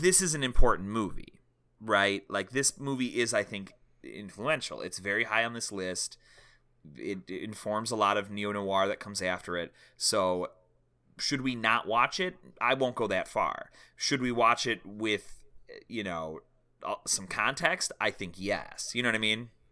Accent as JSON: {"language": "English", "country": "United States"}